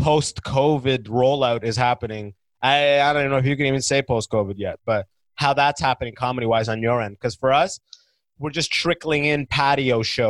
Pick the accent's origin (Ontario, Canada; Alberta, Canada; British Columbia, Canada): Ontario, Canada; London; now in Toronto, Canada; My story is that I grew up in London, right? The fake London. And then I went to school in a city called Waterloo, because we steal everything.